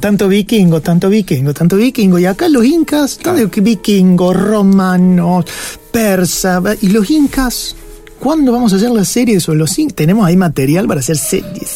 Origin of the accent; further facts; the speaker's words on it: Capilla del Monte, Córdoba, Argentina; nosotros eh, nacimos en Capilla del Monte